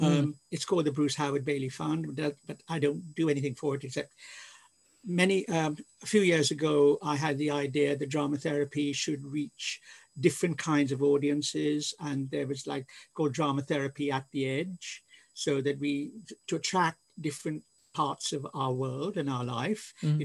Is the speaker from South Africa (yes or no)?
no; India; born there; because I was born in India and I'm Anglo-Indian